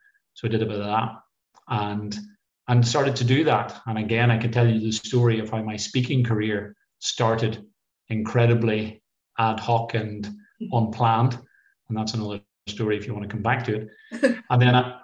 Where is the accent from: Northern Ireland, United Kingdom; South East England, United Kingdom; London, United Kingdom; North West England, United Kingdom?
Northern Ireland, United Kingdom; Cookstown; moved away as an adult; also born or lived in Edinburgh / Leicestershire; now in East Anglia, United Kingdom; I grew up in Cookstown, Tyrone, and I left home in 1989 to go to Edinburgh University